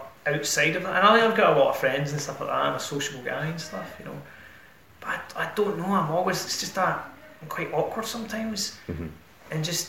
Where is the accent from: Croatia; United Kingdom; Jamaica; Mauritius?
United Kingdom; Ayrshire, Scotland; also born or lived in Cardiff / Manchester; We're also both from Ayrshire